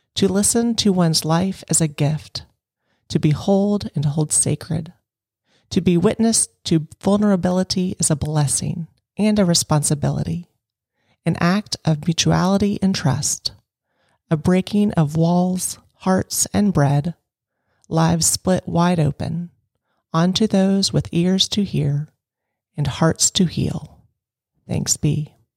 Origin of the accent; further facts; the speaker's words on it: Lexington, United States; Lexington, which is my hometown